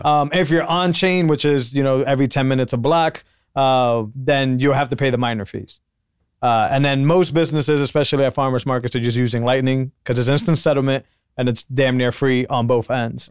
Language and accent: English; Puerto Rico; also born or lived in Massachusetts; now in Austin, United States; I'm from Puerto Rico, which thankfully is not, is still part of the U S